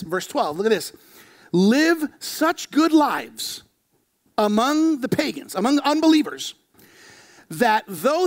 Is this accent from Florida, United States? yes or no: yes; Florida, United States; I was born here in Florida